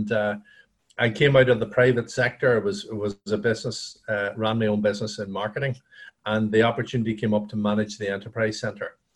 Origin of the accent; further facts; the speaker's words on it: Dungannon, Northern Ireland, United Kingdom; also born or lived in Belfast; Yeah, you could say Dungannon is my hometown. Um, yeah. I I uh, I've lived in every county in Northern Ireland.